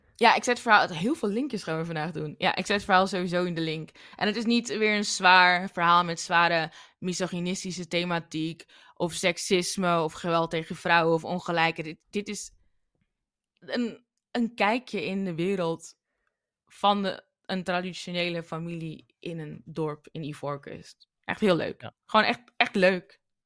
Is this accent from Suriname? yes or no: yes; Suriname; now in Netherlands; ik als Surinamer